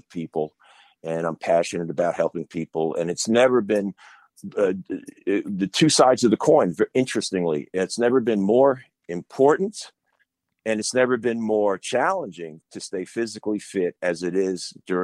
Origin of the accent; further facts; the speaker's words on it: Long Island, New York, United States; I grew up on Long Island